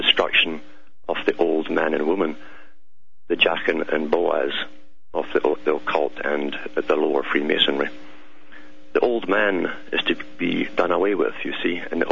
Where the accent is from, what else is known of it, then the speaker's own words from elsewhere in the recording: Scotland, United Kingdom; If you're wondering about my accent, it's because I'm from Scotland, born and bred there, and raised there.